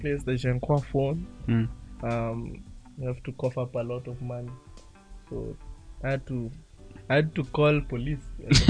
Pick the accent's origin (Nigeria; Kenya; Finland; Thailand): Kenya; as a Kenyan